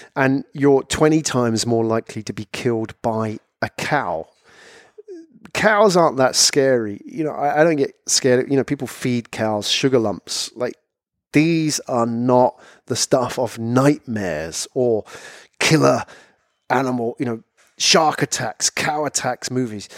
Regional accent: London, United Kingdom; moved away as an adult; also born or lived in Japan; I was from London

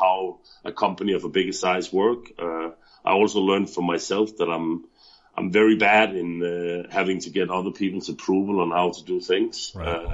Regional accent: Denmark; moved away as an adult; now in Thailand; I'm originally from Denmark. I moved to Thailand about 4.5 years ago.

